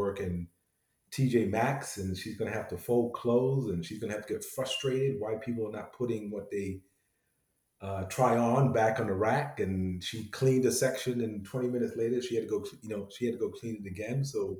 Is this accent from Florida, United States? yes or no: no; New York City, New York, United States; also born or lived in London, United Kingdom; So I think I was 7 when I came to the U.S. We grew up in the Bronx, in New York. My parents had a home. They had a 2-family home that my sister and I grew up